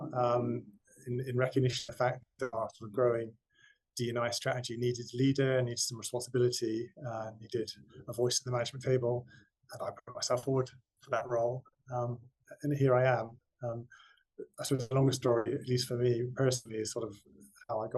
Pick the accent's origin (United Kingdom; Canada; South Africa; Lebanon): United Kingdom; West Cornwall, South West England; I grew up in West Cornwall, quite rural background, quite poor